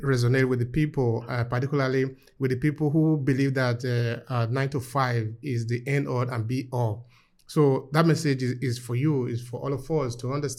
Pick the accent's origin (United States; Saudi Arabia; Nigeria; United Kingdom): Nigeria; now in Italy; I'm coming from Nigeria, I'm living in Italy.